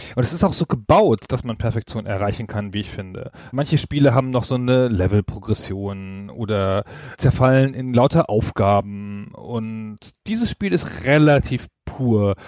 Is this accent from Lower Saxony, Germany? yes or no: yes; Holzminden, Lower Saxony, Germany; in meiner Heimatstadt in Holzminden, also jedenfalls die Stadt, in der ich Abi gemacht habe